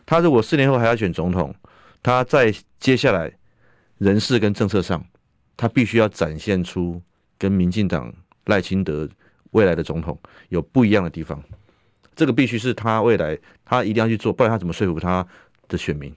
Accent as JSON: {"language": "Chinese", "country": "Taiwan", "said": "保障我们台湾人的身心安全"}